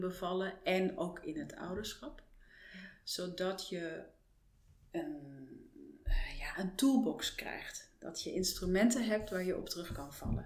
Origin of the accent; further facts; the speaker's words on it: Frankfurt, Hesse, Germany; Dutch is a second language; moved away as an adult; now in Netherlands; Geboren en getogen in Duitsland, Frankfurt. Met 22 eh, ben ik naar Nederland gekomen voor de liefde